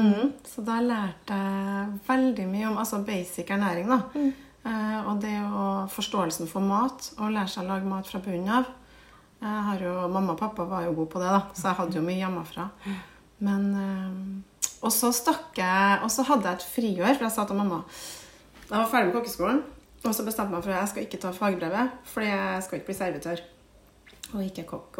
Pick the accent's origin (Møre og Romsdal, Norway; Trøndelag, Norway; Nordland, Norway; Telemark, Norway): Trøndelag, Norway; Trondheim; accent: Trøndersk; jeg vokste opp på Kolstad. Eh, Kolstad ramp. Eh, rett ved siden av Heimdal